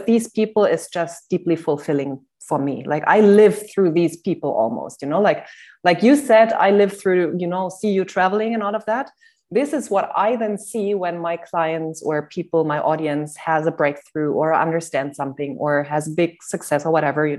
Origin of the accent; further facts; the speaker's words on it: Germany; English is a second language; moved away; also born or lived in Cyprus / Netherlands / Switzerland; I am not a native English speaker. I'm from Germany originally, but I live in different countries